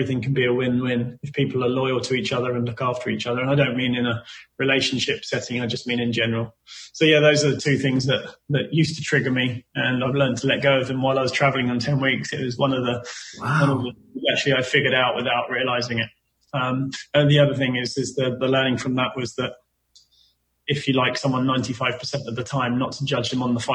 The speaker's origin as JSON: {"language": "English", "region": "England", "country": "United Kingdom", "said": "we're English"}